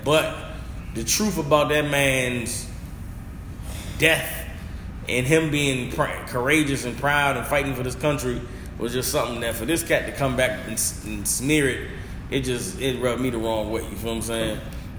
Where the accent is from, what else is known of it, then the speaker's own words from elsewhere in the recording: Atlanta, Georgia, United States; And I'm a man from Atlanta, the same city where Martin Luther King was